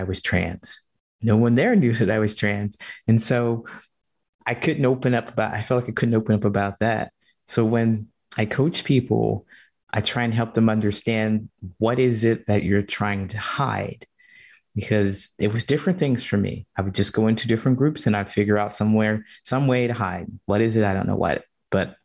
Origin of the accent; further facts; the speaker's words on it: Ohio, United States; moved away as an adult; also born or lived in California; now in Chicago, United States; I grew up in Ohio in a small town